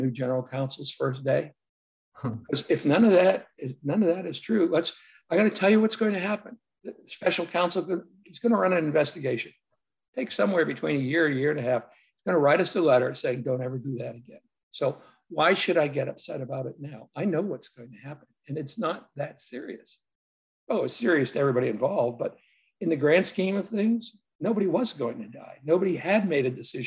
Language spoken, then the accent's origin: English; Lawrence, Massachusetts, United States; moved away as an adult; my hometown, Lawrence, Massachusetts